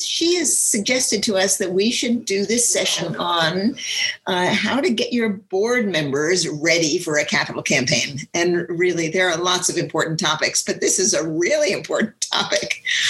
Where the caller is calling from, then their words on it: New York City, New York, United States; I am calling in from the South Bronx, just outside of Manhattan in New York City